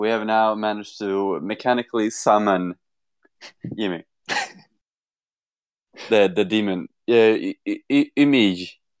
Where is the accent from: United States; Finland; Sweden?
Sweden; I'm from the north of where you live, and like I'm not even in the middle of Sweden.